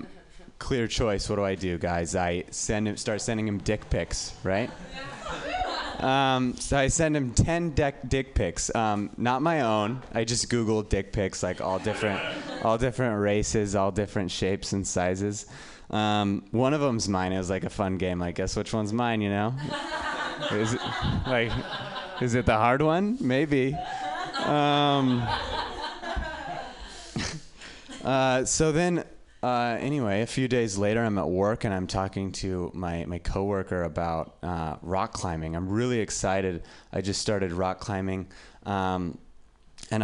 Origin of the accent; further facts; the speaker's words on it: Reno, Nevada, United States; I'm from Reno